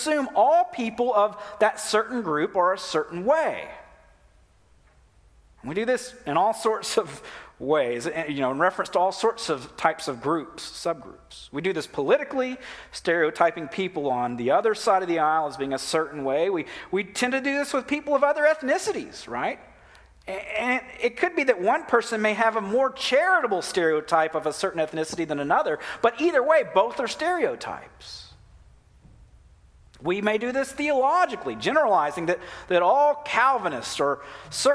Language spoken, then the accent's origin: English; United States; as American Christians